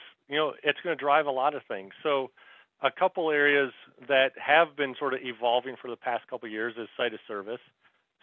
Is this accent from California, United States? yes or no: no; Michigan, United States; moved away as an adult; also born or lived in Charlotte, North Carolina; now in Marietta, United States; I was born and raised in Michigan